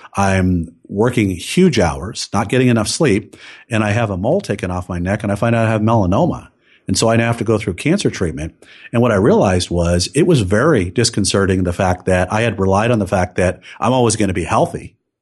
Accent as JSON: {"language": "English", "area": "Silicon Valley", "region": "California", "country": "United States", "tie": "born or raised there", "said": "I grew up in Silicon Valley"}